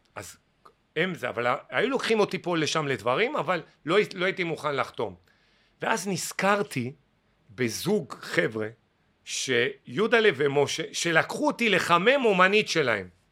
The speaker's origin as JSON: {"language": "Hebrew", "town": "Ashdod", "region": "Southern District", "country": "Israel", "tie": "born or raised there", "also_born_or_lived": "Mitzpe Ramon", "moved": "as an adult", "lives_now": "Tel Aviv, Israel", "said": "אני בא לאשדוד עכשיו, אני לא מכיר את אשדוד, הבית שלי, שנולדתי בו, הפך להיות רב קומות"}